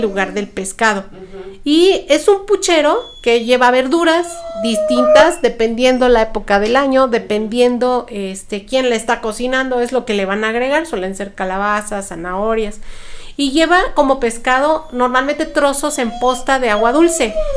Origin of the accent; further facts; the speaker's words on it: Mexico; yo me siento feliz y orgullosa de ser mexicana